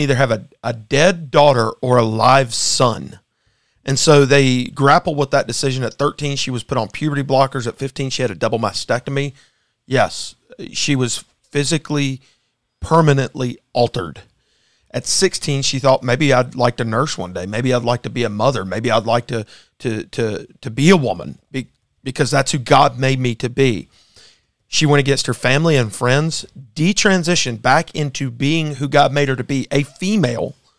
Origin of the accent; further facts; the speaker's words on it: Virginia, United States; moved away; I was born in Virginia